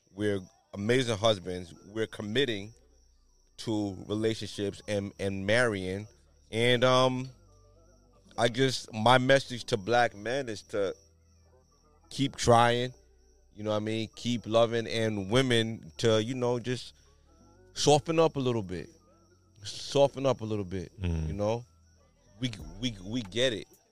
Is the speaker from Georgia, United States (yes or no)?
no; New York, United States; I'm from New York